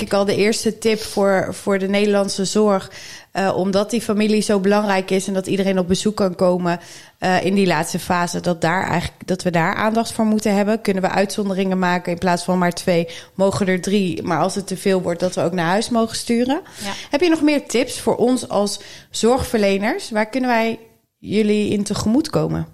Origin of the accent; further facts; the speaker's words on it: Netherlands; ons als Nederlanders